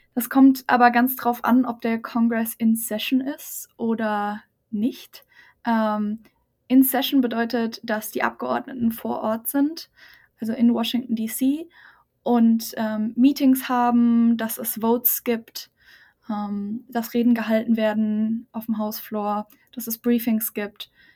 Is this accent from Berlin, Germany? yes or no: no; near Aschaffenburg, Lower Franconia, Bavaria, Germany; moved away; ich komme aus der Nähe von Aschaffenburg in Bayern, ähm, Unterfranken.